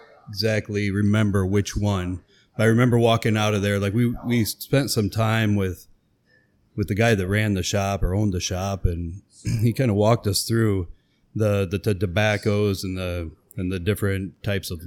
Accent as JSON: {"language": "English", "town": "Wilton", "region": "Iowa", "country": "United States", "tie": "born or raised there", "said": "I grew up in Wilton, Iowa, which is 30 miles to the west."}